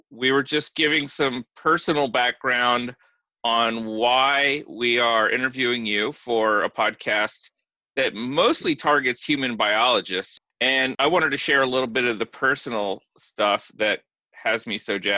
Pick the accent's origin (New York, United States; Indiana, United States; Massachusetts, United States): Indiana, United States; Indianapolis; I grew up in Indianapolis